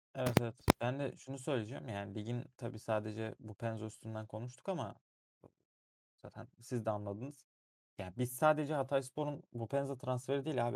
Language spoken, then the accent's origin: Turkish; Erzurum, Turkey; Ben bir Erzurumluyum. O şehrin ekmeğini yedim. 20 yıl orada yaşadım.